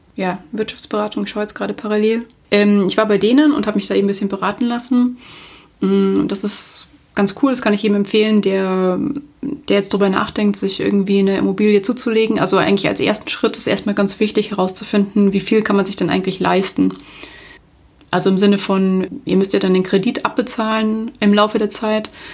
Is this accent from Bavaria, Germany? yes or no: yes; Munich, Bavaria, Germany; Ich komme aus München. München ist meine Heimatstadt.